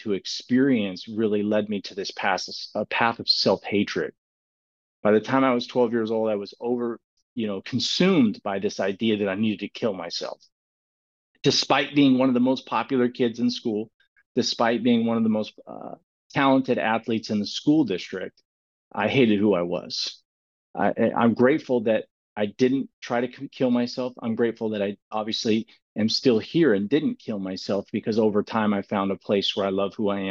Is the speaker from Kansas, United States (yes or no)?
no; Clovis, California, United States; I found out when I was a young kid that I was gifted with sports, and sports was a really big thing in the communities of Clovis